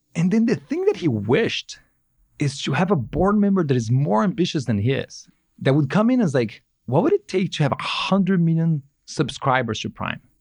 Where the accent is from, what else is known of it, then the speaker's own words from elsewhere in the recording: São Paulo, Brazil; moved away as an adult; now in Bay Area, United States; living in the Bay Area is a lot better than living in, in São Paulo, where I grew up.